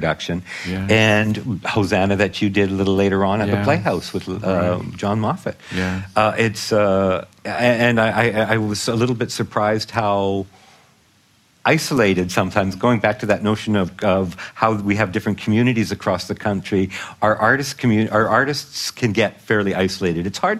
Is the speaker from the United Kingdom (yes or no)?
no; Vancouver, British Columbia, Canada; now in Montreal, Canada; Growing up in Vancouver, I didn't really, even though my father was Acadian Francophone from Alberta, I never learned.